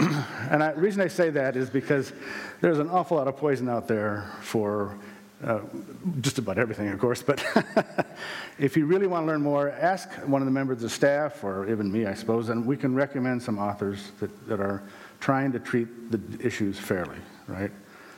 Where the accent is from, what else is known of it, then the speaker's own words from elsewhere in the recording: South Dakota, United States; born there; I was born in South Dakota. I was born again in Concord at age 16.